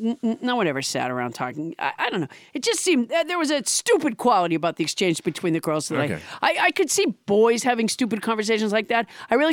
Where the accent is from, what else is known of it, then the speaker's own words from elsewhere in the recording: Massachusetts, United States; I was raised in Massachusetts.